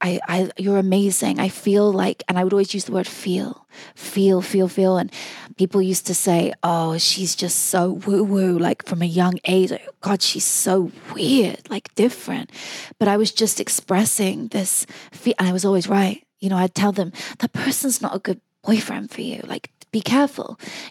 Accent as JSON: {"language": "English", "area": "Oxfordshire", "region": "South East England", "country": "United Kingdom", "tie": "born or raised there", "said": "I grew up in Oxfordshire, which is a beautiful city where Oxford University is"}